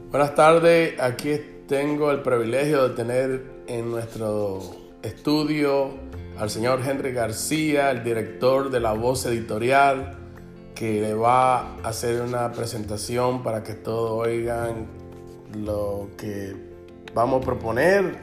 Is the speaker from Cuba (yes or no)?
yes; Cuba; also born or lived in Los Angeles; now in United States; aquellos que salimos de Cuba, que salimos con una dictadura